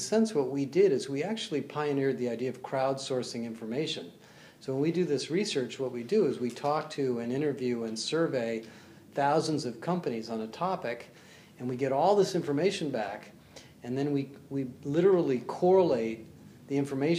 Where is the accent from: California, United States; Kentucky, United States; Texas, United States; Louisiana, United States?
California, United States; also born or lived in Brookline, Massachusetts; I was born in Brookline, Massachusetts, and grew up in California